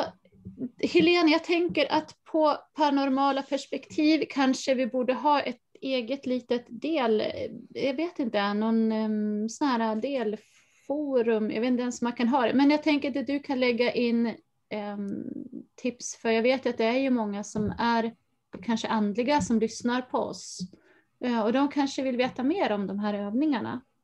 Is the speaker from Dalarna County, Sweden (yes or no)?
yes; Falun, Dalarna County, Sweden; Jag är uppvuxen i Dalarna i Falun visserligen, som är ju en stad